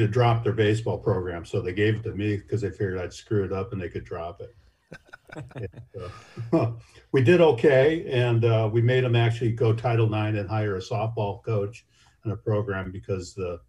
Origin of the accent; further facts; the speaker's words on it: Minnesota, United States; moved away as an adult; also born or lived in Wisconsin / Washington; Well, I'm originally from Minnesota.